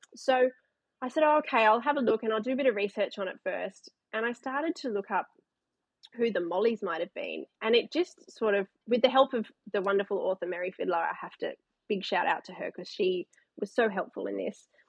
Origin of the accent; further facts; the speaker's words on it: Canberra, Australian Capital Territory, Australia; now in Newcastle, Australia; grew up in Canberra, played t ball, played baseball like so many kids